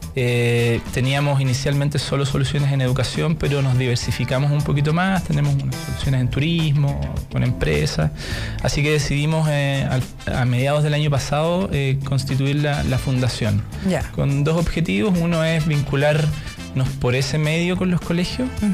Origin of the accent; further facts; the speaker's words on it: Ancud, Los Lagos, Chile; now in Santiago, Chile; Yo soy de Chiloé, de Ancud